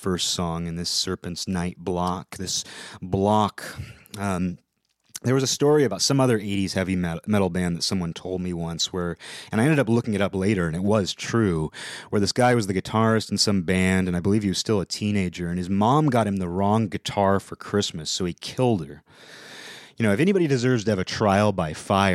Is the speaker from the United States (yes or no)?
yes; Seattle, Washington, United States; I'm from the Seattle area